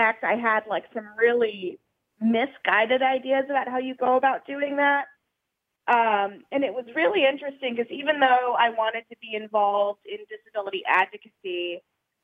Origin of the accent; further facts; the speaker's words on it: Louisiana, United States; where I was growing up in Louisiana